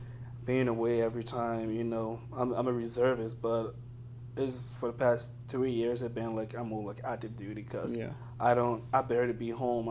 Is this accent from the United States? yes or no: no; Liberia; moved away; growing up in Liberia